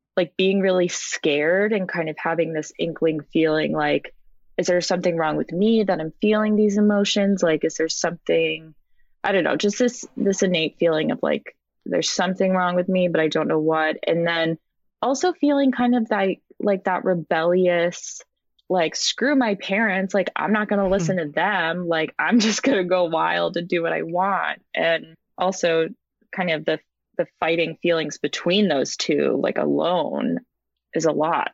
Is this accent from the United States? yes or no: yes; Rhode Island, United States; now in San Francisco, United States; I'm originally from Rhode Island, the smallest state, but I currently live in the Bay Area um, in San Francisco